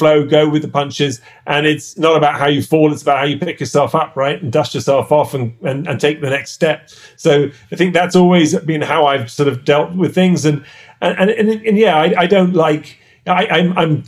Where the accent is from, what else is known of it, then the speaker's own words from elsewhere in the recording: London, United Kingdom; accent: English; moved away as an adult; now in United States; I was like, London